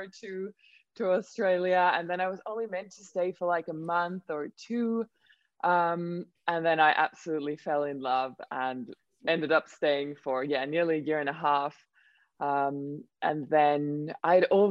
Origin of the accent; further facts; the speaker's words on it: Finland; first language Swedish; English is a second language; I am from Finland, but Swedish is my mother tongue